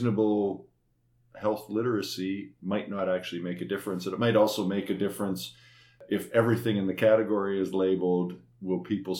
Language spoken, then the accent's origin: English; Eastern Manitoba, Canada; When I grew up in Eastern Manitoba longer ago than I care to remember